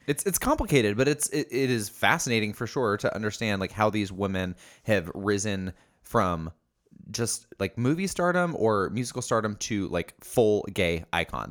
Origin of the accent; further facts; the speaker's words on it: Indiana, United States; I grew up in Indiana